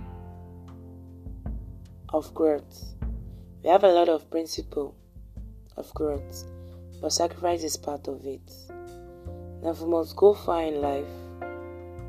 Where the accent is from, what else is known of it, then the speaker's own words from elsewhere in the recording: Nigeria; I'm a Nigerian